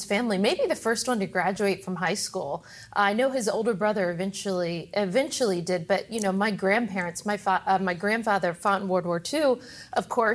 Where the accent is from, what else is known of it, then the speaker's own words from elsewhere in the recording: the South, United States; growing up in the South